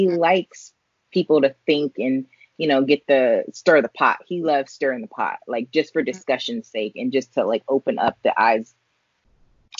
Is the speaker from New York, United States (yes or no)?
no; California, United States; I grew up in California where there was everybody